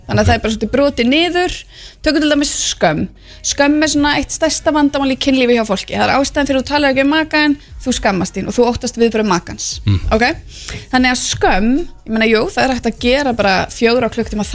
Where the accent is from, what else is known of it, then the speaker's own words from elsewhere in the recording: Keflavík, Southern Peninsula, Iceland; ég elst upp í körubóltabæ, ég elst upp við bara að körubóltastjörnur eru okkar stjörnur, þú veist, ég er úr Keflavík